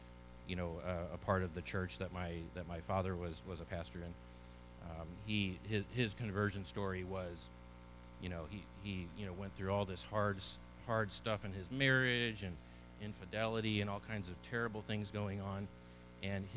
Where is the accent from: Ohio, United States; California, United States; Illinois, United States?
Illinois, United States; Edwardsville; now in Texas, United States; I was born in a small town in southern Illinois called Edwardsville